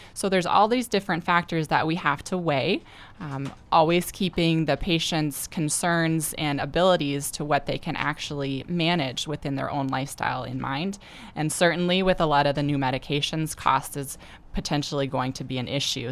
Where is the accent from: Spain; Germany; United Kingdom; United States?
United States; Gettysburg, South Dakota; I'm from Gettysburg originally.